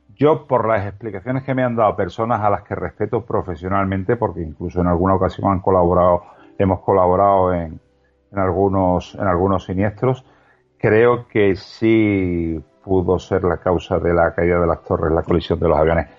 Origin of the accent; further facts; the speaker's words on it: Spain; como español